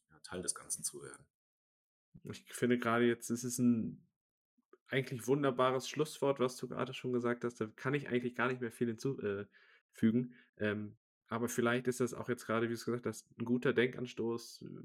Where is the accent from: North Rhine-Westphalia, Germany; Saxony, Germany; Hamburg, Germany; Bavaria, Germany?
North Rhine-Westphalia, Germany; Essen; ich komme aus der Region Essen